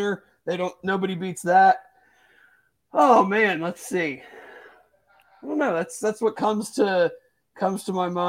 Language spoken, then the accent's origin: English; Springboro, Ohio, United States; I grew up in Springboro, which is like 45 minutes north. Roosters was right in my hometown